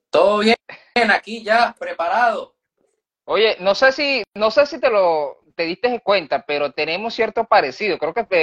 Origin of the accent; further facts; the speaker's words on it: Barquisimeto, Lara, Venezuela; Yo soy de Barquisimeto y, mano, Nahuara, aquí, como Barquisimeto es una ciudad, si, has conocido Barquisimeto, es pueblerina, muy pueblerina, o sea, aquí, aquí es ciudad de pueblo.